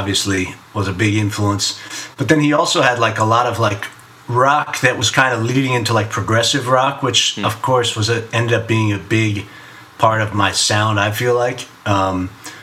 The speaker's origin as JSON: {"language": "English", "town": "Miami", "region": "Florida", "country": "United States", "tie": "born or raised there", "moved": "yes", "lives_now": "New York, United States", "said": "I grew up in Miami, but I was the kid who said water, you know, instead of water"}